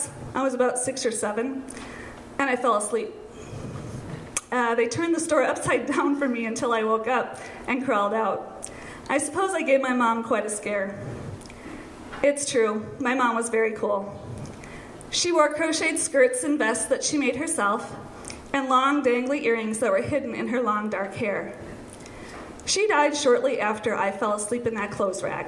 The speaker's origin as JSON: {"language": "English", "town": "St. Paul", "region": "Minnesota", "country": "United States", "tie": "born or raised there", "said": "When I was a kid growing up in the Midway area of St. Paul"}